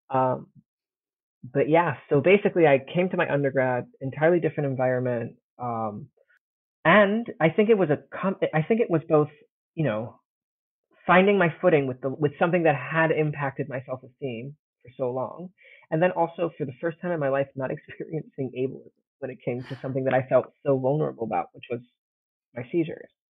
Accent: Italy; moved away as an adult; also born or lived in United States; I grew up in Italy, but my mom's from the States

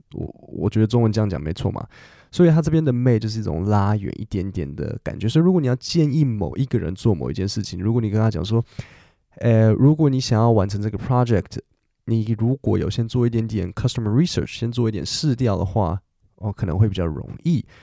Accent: Taiwan; 因为我是我们台湾人嘛，我比较客气

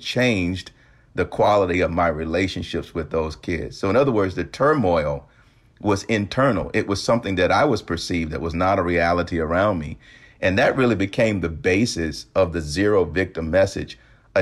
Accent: the South, United States; growing up in the South, you know, it was really kind of a community parenting kind of concept

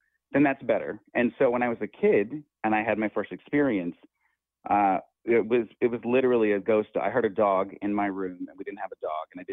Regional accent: Muscle Shoals, Alabama, United States; I grew up in Muscle Shoals, Alabama. I born and raised in the South.

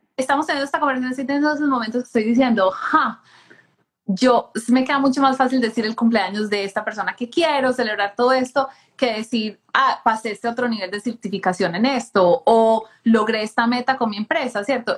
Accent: Colombia; crecí en Colombia

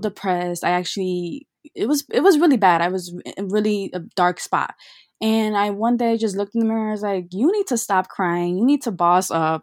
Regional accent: Chicago, Illinois, United States; I was born and raised in Chicago

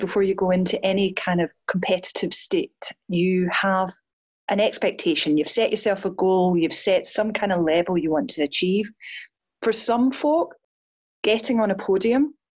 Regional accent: Scotland, United Kingdom; I'm Scottish

